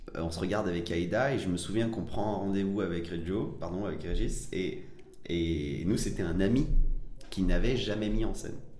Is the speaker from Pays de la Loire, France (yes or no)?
no; Évry, Île-de-France, France; also born or lived in Villeurbanne / Algeria / Paris; j'ai grandi majoritairement, euh, euh, en France, euh, euh, à Évry, euh, cité des, des pyramides